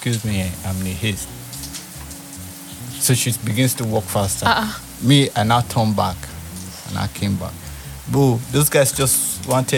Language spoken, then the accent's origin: English; Benin City, Edo, Nigeria; I grew up in Upper Sakumba in Benin.